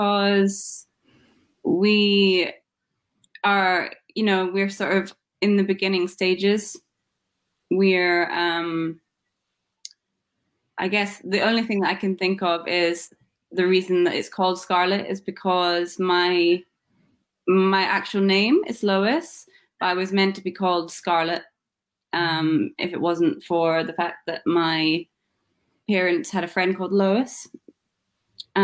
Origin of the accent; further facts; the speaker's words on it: Scotland, United Kingdom; moved away; I'm from Scotland originally